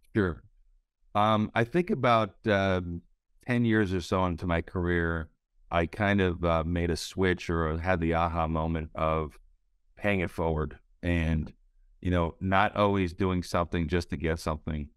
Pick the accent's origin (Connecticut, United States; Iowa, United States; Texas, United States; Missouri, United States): Connecticut, United States; moved away as an adult; also born or lived in Silicon Valley / South Florida; I grew up in Connecticut